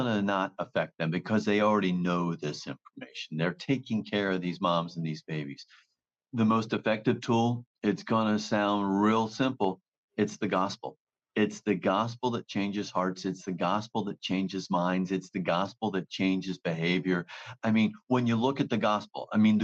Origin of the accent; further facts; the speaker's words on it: New Jersey, United States; I'm from New Jersey